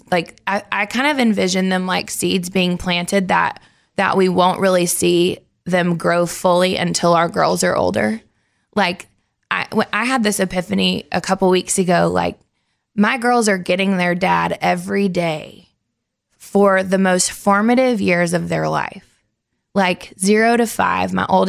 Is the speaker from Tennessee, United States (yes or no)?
yes; Nashville, Tennessee, United States; because I grew up here in Nashville.